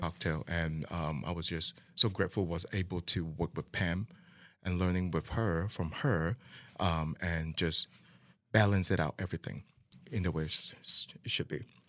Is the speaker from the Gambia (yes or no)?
no; Malaysia; now in Kansas City, United States; I'm from Malaysia